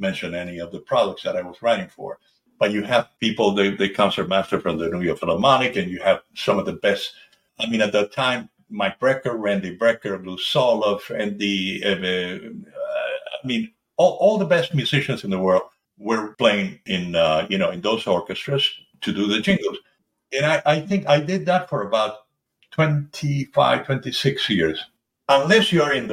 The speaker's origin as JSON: {"language": "English", "region": "Buenos Aires", "country": "Argentina", "tie": "born or raised there", "said": "I was born in 1948 in Buenos Aires, Argentina"}